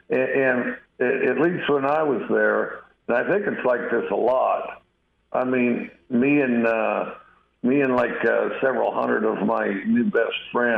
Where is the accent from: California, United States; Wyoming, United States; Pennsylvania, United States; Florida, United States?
Wyoming, United States; I'm from Wyoming, went back to Wyoming for the 4th of July